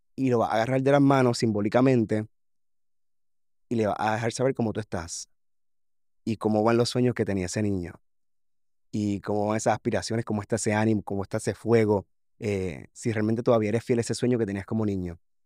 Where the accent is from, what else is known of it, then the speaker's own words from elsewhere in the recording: Puerto Rico; reflejar lo que realmente pasa a un grado en mi país